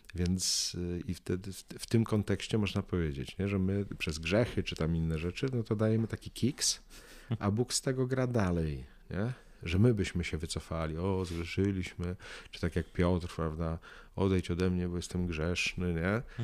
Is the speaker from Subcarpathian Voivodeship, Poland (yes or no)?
no; Łódź, Łódź Voivodeship, Poland; ja z Łodzi